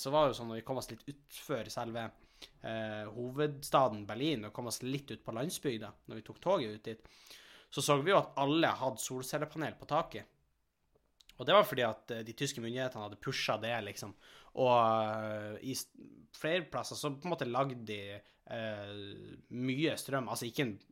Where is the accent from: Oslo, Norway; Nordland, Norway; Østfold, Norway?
Nordland, Norway; Helgeland; now in Asker, Norway; vi har jo ikke veldig gode skimiljø der vi kommer fra. Altså, det er jo snø, men vi bor jo på, kysten, bor på kysten på Helgeland